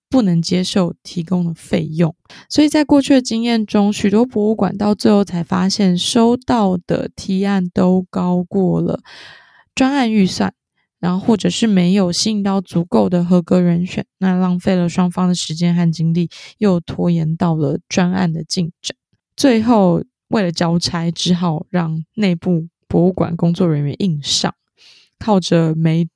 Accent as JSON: {"language": "Chinese", "region": "southern Taiwan", "country": "Taiwan", "accent": "southern (Taiwanese)", "said": "我是南部， 南部的口音担当， 南部的口音担当"}